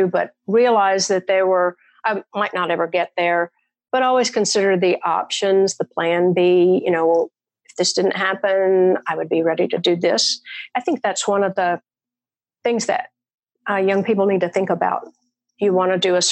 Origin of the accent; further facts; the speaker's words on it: Murfreesboro, Tennessee, United States; I live in my hometown